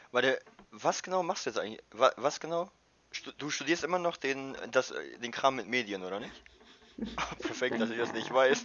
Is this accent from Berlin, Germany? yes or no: no; Wildeshausen, Lower Saxony, Germany; moved away as an adult; also born or lived in Mexico; now in Meppel, Netherlands; ich komme aus Willishausen